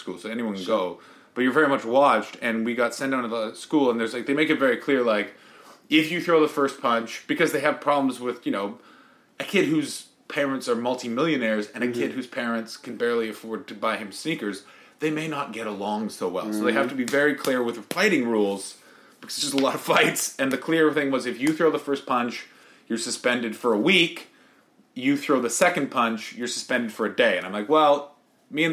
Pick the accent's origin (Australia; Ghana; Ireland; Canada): Canada; Ottawa, Ontario; moved away as an adult; also born or lived in Montreal; now in United Kingdom; I grew up in Ottawa